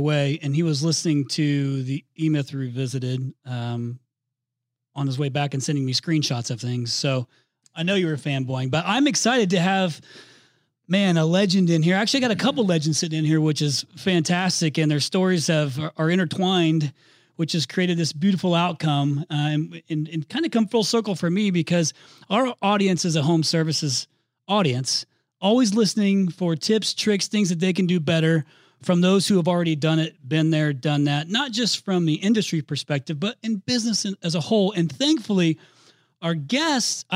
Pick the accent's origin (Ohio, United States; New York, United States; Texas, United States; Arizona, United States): Arizona, United States; Phoenix; here in the Valley of the Sun, my hometown where Rhino headquarters is in Phoenix